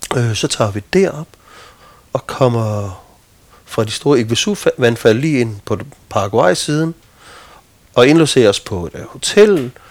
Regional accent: Midtfyn, Southern Denmark, Denmark; jeg stammer fra Midtfyn

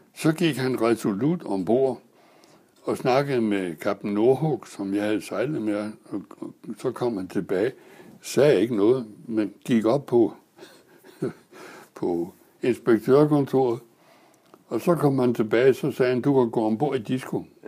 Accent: Næstved, Zealand, Denmark; jeg er født i Næstved i 1919

